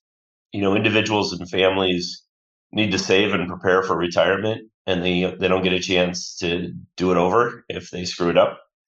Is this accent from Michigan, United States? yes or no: yes; Bloomfield Hills, Michigan, United States; around as a kid, but I'll claim Bloomfield Hills, which is a suburb of Detroit, as my deepest roots and my hometown. And I still pull for the Detroit sports teams, painful though that can be.